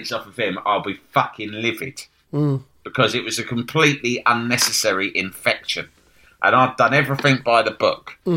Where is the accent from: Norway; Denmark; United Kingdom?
United Kingdom; again, being really British about it, and I should have said, fuck off.